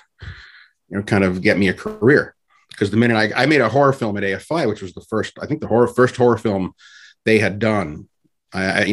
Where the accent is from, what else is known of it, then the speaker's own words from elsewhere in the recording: Orlando, Florida, United States; also born or lived in Havana, Cuba; I was born originally in Havana, Cuba, and left as a baby. My parents got me out of there. And then I grew up in Orlando, Florida